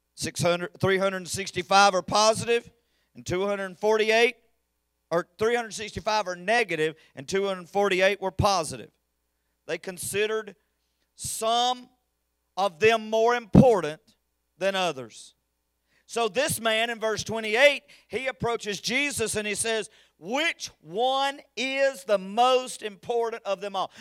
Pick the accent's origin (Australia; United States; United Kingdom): United States; I'm an American